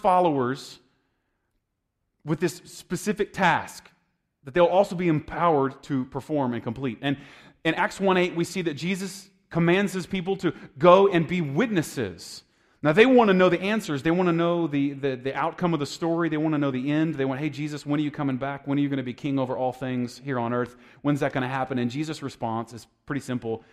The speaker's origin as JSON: {"language": "English", "country": "United States", "said": "I'm an American"}